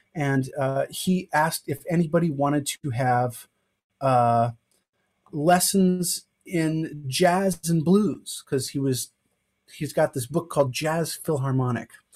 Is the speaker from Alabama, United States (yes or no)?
no; Evanston, Illinois, United States; I'm from Evanston, Illinois